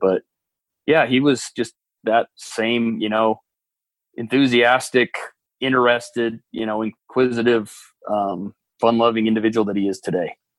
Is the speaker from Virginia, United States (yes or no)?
no; Utah, United States; I grew up in Utah